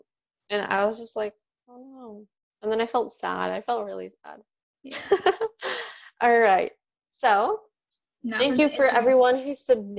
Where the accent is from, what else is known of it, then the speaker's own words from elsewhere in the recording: Gujarat, India; like, I'm from Gujarat, and Gujaratis just do garbas during Navratri, and we have, like, so much food